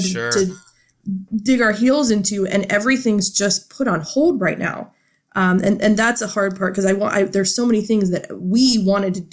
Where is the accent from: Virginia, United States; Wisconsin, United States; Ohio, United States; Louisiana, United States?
Ohio, United States; Struthers; I've been here my whole life, and that's just how we do things